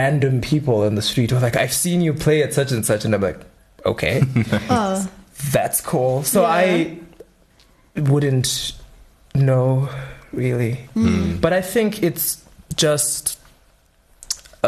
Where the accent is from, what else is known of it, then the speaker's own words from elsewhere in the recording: Gweru, Midlands, Zimbabwe; moved away; I'm originally from Gweru